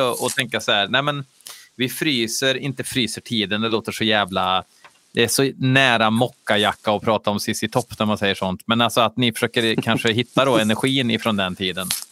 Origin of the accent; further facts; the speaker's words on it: Värmland, Sweden; accent: Värmländska; jag, jag pratar värmländska